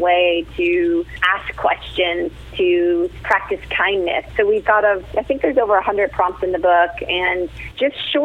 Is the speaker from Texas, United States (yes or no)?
no; New Jersey, United States; I grew up in New Jersey and was youngest of 4